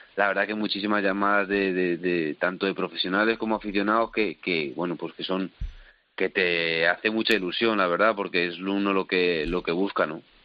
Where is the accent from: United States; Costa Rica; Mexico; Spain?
Spain; Salamanca, Castile and León